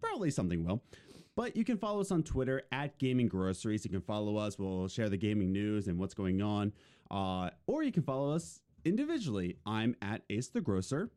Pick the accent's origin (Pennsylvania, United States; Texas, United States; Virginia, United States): Pennsylvania, United States; Philadelphia; I was born and raised in Philadelphia, but when my parents divorced, uh, me and my mom lived with my grandparents, in the suburbs of Philadelphia